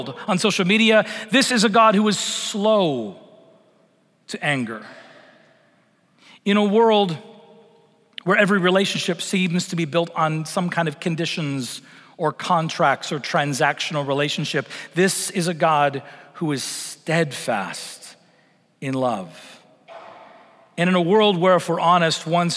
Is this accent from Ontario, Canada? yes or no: no; Vancouver Island, British Columbia, Canada; I grew up in Vancouver Island on the west coast of Canada